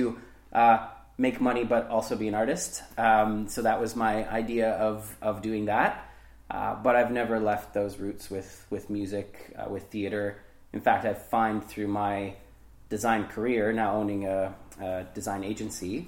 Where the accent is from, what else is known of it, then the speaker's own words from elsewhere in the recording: Lindsay, Ontario, Canada; also born or lived in Hamilton, Ontario; I ended up moving up to the Kawarthas when I was 10. So I've called Lindsay home for that long.